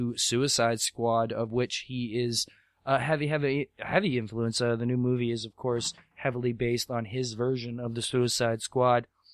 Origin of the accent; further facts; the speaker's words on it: Canada; I'm from Canada